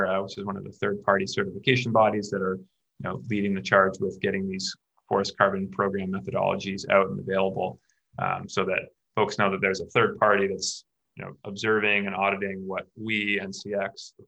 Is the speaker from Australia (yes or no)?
no; Canada; I'm from Canada